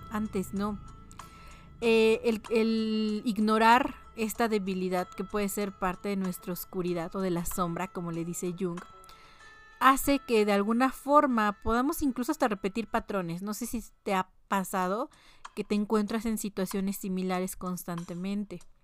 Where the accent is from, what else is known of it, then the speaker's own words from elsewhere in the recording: Mexico; como mexicanos